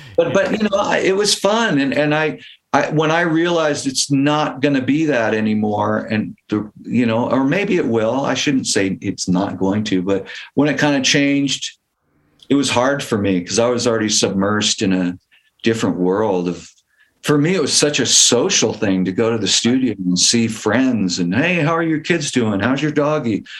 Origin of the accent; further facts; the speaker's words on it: Palo Alto, California, United States; also born or lived in Mountain View; I grew up in the, in the South Bay and like Palo Alto. I was born in Mountain View